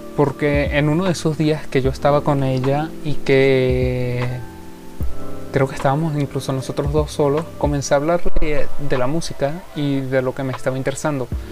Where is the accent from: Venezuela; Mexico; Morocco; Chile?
Venezuela; soy de Venezuela